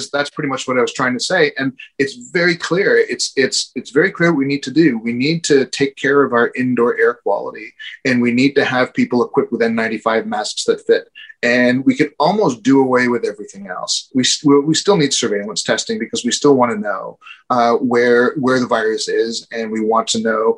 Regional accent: Canada; as a Canadian

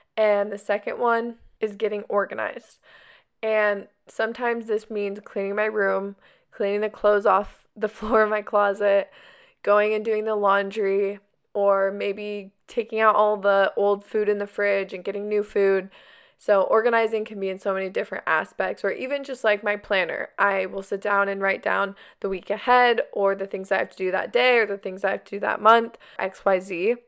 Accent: Arizona, United States; now in California, United States; I grew up in Arizona, but now we live in California

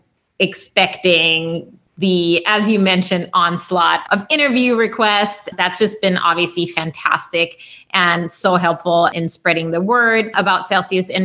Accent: Germany; moved away; growing up in Germany during that time

